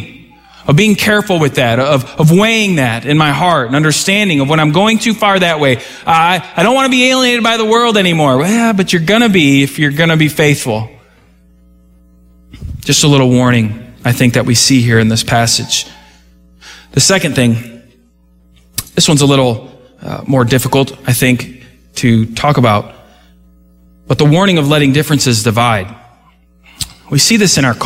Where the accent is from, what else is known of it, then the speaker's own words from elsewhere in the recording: United States; I didn't choose America. But I was born here